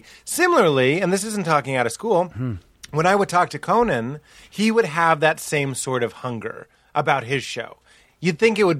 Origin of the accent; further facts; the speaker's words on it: Boston, Massachusetts, United States; I'm from Boston.